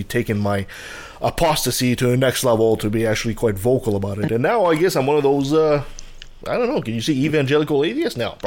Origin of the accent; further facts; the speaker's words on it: Quebec, Canada; moved away; I'm originally from Quebec, so I was raised Catholic